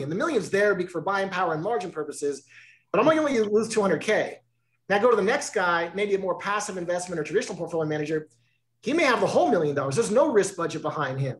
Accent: California, United States; I grew up in California.

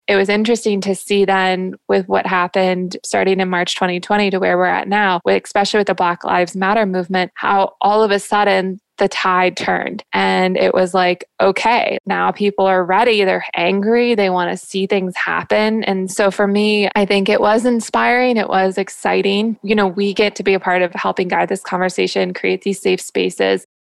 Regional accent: Jacksonville, Florida, United States; I'm from Jacksonville

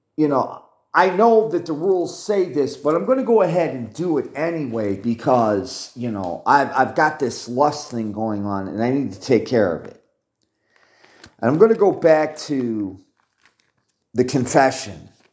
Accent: United States; as an American

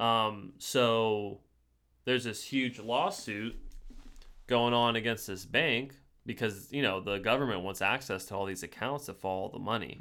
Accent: United States

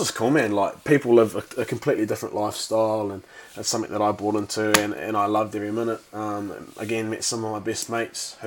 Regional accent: Taranaki, New Zealand; I was born in Taranaki, just running an absolute muck growing up on a farm

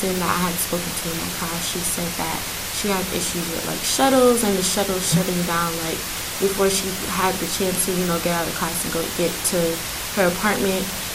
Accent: New York City, New York, United States; I'm from Queens, New York

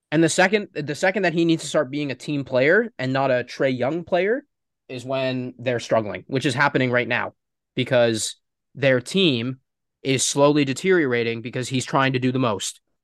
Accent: Toronto, Ontario, Canada; we are from Toronto

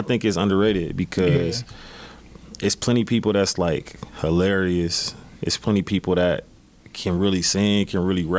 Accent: Milwaukee, Wisconsin, United States; Milwaukee, Wisconsin. Most of my life, I actually grew up not too far from here. We're on the east side. Port Washington, and then we moved over towards 21st and Keith.

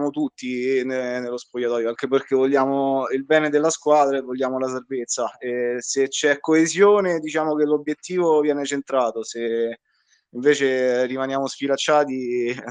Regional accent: Civitavecchia, Lazio, Italy; diciamo che noi, siccome siamo di Civitavecchia e, eh, e eh, facciamo una macchinata con eh, i ragazzi

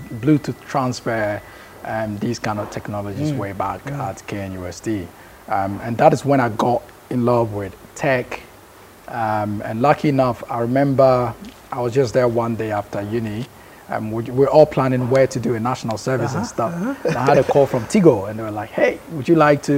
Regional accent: Kumasi, Ashanti, Ghana; moved away as an adult; also born or lived in Bekwai / United Kingdom; I've lived most of my life in Kumasi

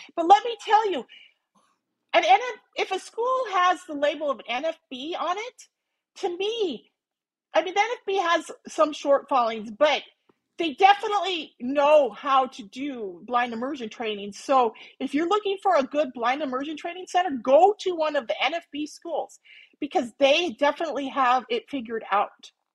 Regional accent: Minnesota, United States; moved away as an adult; also born or lived in Montana / Missoula, Montana; now in Phoenix, United States; I was originally from Minnesota

